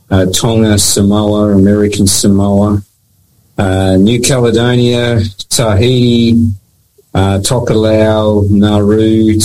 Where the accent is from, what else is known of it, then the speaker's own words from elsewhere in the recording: Papua New Guinea; I grew up in Papua New Guinea. I've worked in Fiji. As I said, I've got New Zealand heritage. So I am a person of the Pacific